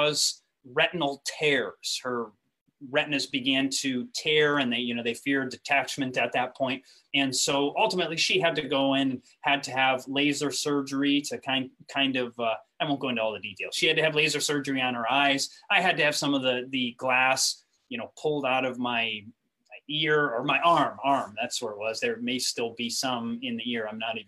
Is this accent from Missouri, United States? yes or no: no; Grand Rapids, Michigan, United States; moved away as an adult; I came from Grand Rapids, Michigan. I was raised in what's called the Christian Reformed Church. All of my education from high school till college was in the Christian Reformed Church